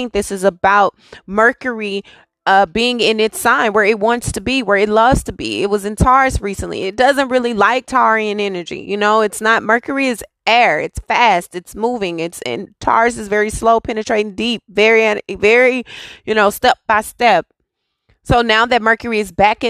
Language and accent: English; Texas, United States; I'm from Texas. I live in Texas.